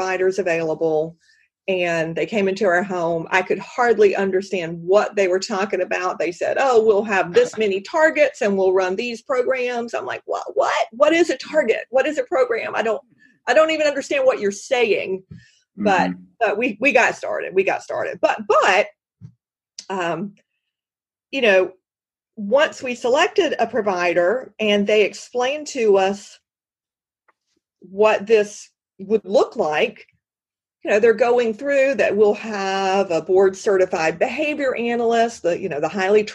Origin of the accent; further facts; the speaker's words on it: South Carolina, United States; also born or lived in Washington, D.C.; I love South Carolina. It's my home state